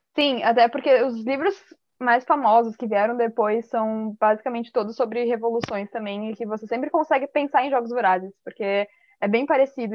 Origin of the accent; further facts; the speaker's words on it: Balneário Camboriú, Santa Catarina, Brazil; Eu sou de Balneário Camboriú, Santa Catarina, e eu tenho 19 anos